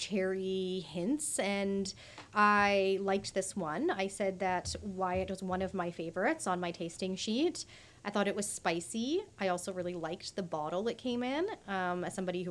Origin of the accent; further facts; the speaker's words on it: Canada; as a Canadian